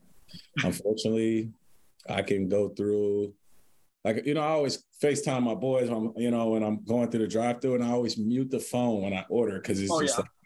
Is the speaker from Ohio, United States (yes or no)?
yes; Cincinnati, Ohio, United States; now in Columbus, United States; I grew up in Cincinnati.